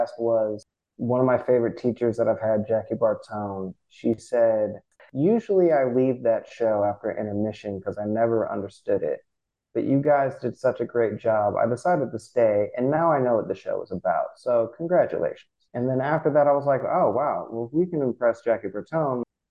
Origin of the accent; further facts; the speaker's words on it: California, United States; moved away as an adult; also born or lived in New York / San Francisco; I'm from Cali, and every time I came back to California, I knew I was going to end up here